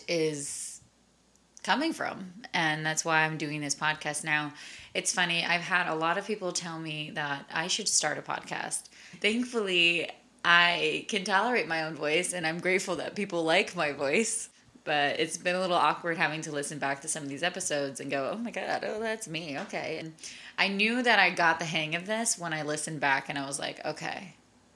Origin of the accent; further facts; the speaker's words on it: Long Island, New York, United States; I am originally from Long Island, New York. I grew up in a big Hispanic household